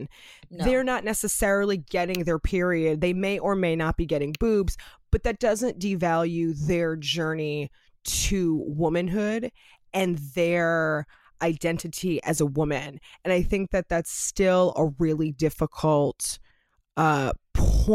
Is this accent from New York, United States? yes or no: no; Los Angeles, California, United States; living and growing up in Los Angeles, California